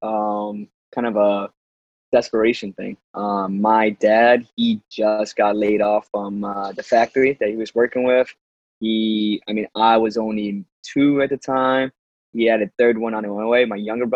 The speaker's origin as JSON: {"language": "English", "town": "East Hartford", "region": "Connecticut", "country": "United States", "tie": "born or raised there", "said": "I'm from East Hartford, Connecticut. Been in Connecticut all my life"}